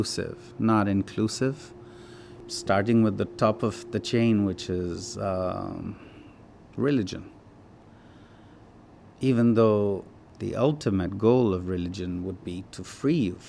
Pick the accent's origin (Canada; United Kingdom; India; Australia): India; Himalayas; now in United States; I grew up in the Himalayas.